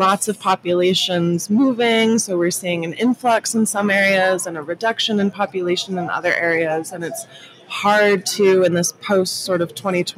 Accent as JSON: {"language": "English", "town": "Austin", "region": "Texas", "country": "United States", "tie": "born or raised there", "said": "I'm from Austin, Texas, born and raised."}